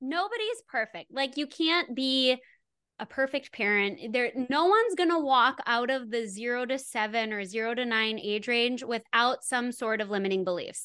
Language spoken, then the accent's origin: English; Wisconsin, United States; also born or lived in Los Angeles / Santa Monica; I grew up in Wisconsin